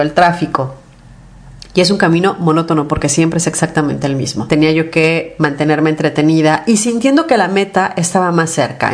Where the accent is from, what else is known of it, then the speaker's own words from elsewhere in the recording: Mexico City, Mexico; yo soy de la Ciudad de México y la Ciudad de México es enorme.